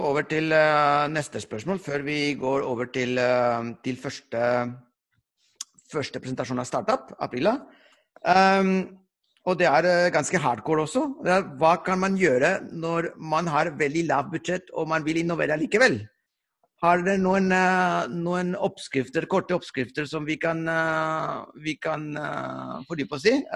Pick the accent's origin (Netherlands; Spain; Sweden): Spain; Barcelona, Catalonia; moved away; Du, jeg er fra Barcelona.